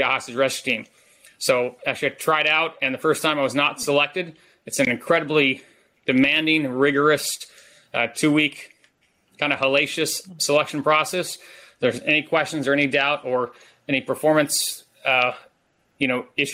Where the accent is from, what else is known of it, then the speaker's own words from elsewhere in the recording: San Diego, California, United States; moved away as an adult; also born or lived in Fort Hood, Texas; I grew up in San Diego, a very patriotic town